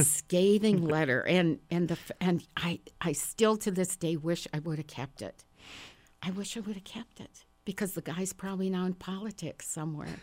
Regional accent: Park Falls, Wisconsin, United States; now in Madison, United States; I was born and raised in Park Falls, Wisconsin, which is a very small town about three hundred miles north of here

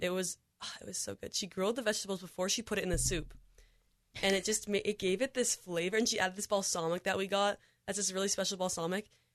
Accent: Michigan, United States; moved away; I'm originally from Michigan

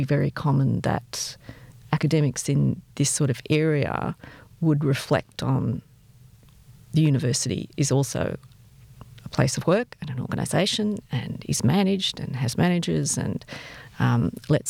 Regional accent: Australia; I'm Australian, for good and bad. You know, I'm based here

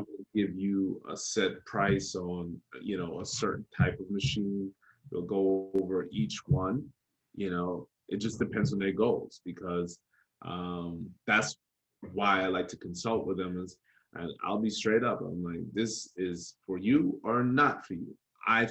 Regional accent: New York, United States; also born or lived in Jamaica; when I grew up in New York, my father, my grandfather, my uncle owned construction

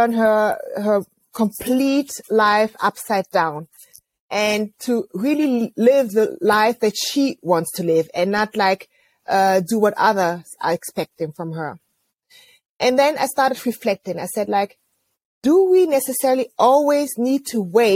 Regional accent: near Bonn, North Rhine-Westphalia, Germany; I grew up near Bonn. And as you know, Bonn used to be the former capital of Germany.

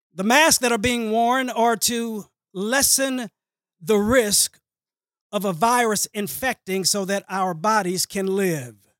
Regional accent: Dallas, Texas, United States; I grew up in Hamilton Park, went to elementary at Stultz Road

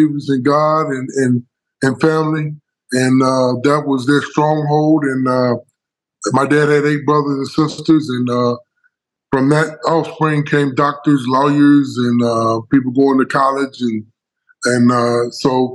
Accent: Pine Bluff, Arkansas, United States; I grew up in Arkansas. I'm from Pine Bluff

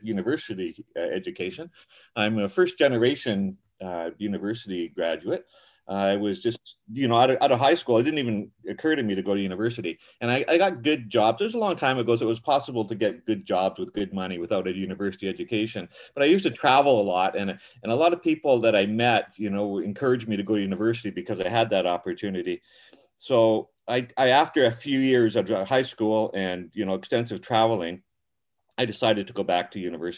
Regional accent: Vancouver, British Columbia, Canada; now in Pitt Meadows, Canada; I grew up mostly in Metro Vancouver

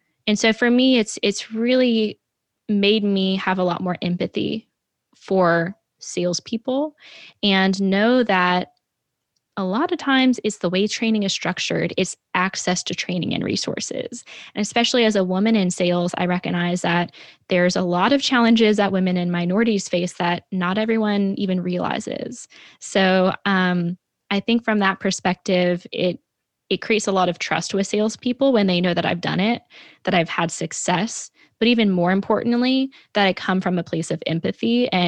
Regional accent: New York, United States; something, of course, I know more than anyone because I'm a New Yorker

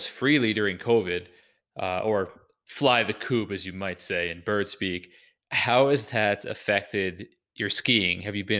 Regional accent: just north of Boston, Massachusetts, United States; accent: Boston; As a guy who's from Boston, you nailed my accent perfectly.

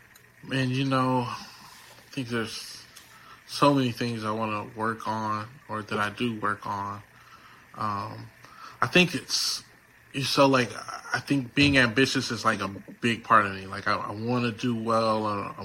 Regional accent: Houston, Texas, United States; like I came from Houston, right?

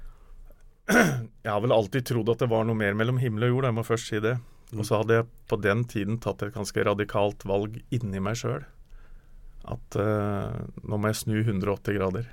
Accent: Snertingdalen, Innlandet, Norway; Jeg kommer jo fra Snertingdalen

